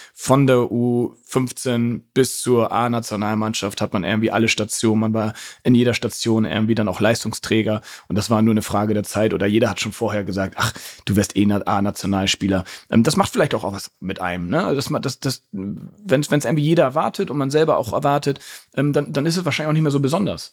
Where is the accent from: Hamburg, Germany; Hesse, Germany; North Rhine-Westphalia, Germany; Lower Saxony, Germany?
Hamburg, Germany; Ich bin ja in Hamburg äh, geboren und aufgewachsen.